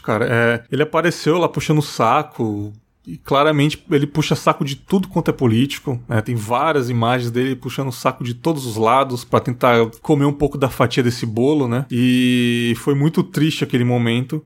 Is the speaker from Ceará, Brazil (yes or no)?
no; São Paulo, Brazil; moved away as an adult; also born or lived in Marataízes; now in Cachoeiro de Itapemirim, Brazil; Eu sou da zona leste de São Paulo, ali São Miguel Paulista, né, cara? Morei até os 18 anos ali